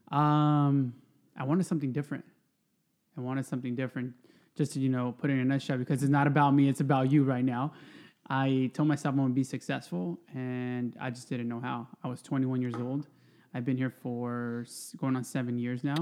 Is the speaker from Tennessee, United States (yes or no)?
no; Stockton, California, United States; moved away as an adult; now in Oxnard, United States; I grew up in Stockton